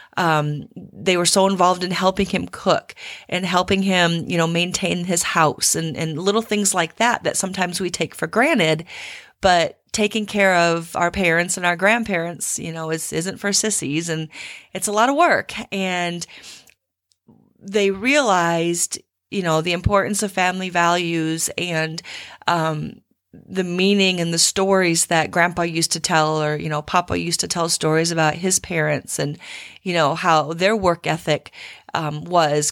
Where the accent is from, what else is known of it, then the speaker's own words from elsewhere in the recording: Midwest, United States; moved away as an adult; now in Texas, United States; I've spent almost equal amount of time in Texas as I have where I grew up in the Midwest